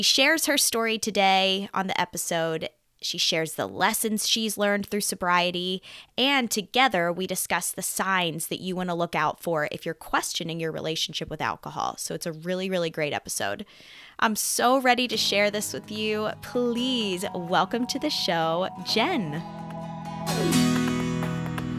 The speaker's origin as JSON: {"language": "English", "town": "Lancaster", "region": "Pennsylvania", "country": "United States", "tie": "born or raised there", "also_born_or_lived": "Nashville, Tennessee", "said": "my hometown, yes. Lancaster, yes. Pennsylvania"}